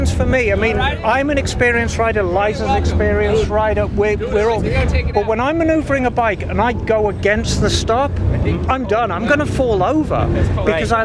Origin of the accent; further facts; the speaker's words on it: United Kingdom; as a Brit